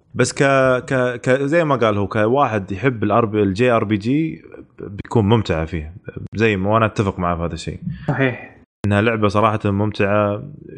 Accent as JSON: {"language": "Arabic", "country": "Saudi Arabia", "said": "عندنا في السعوديه"}